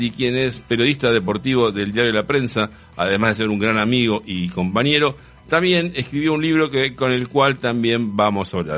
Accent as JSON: {"language": "Spanish", "region": "Buenos Aires Province", "country": "Argentina", "said": "yo, soy, del Conurba."}